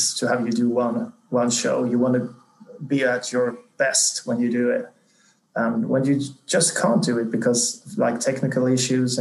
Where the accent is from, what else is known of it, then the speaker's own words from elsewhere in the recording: small town 80 km south of Gothenburg, Halland County, Sweden; now in Stockholm, Sweden; I grew up in this really small town, like 80 kilometers south of Gothenburg, on the countryside, more or less, like inhabitants of 5,000, I think